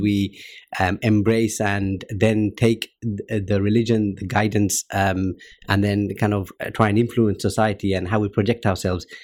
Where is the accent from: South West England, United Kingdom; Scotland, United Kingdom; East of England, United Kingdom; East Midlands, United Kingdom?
East of England, United Kingdom; Luton; grew up in Luton